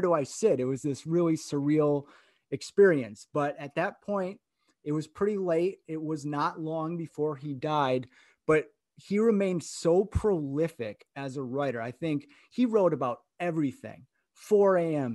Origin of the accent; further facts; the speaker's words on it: Grand Rapids, Michigan, United States; I grew up in Grand Rapids, Michigan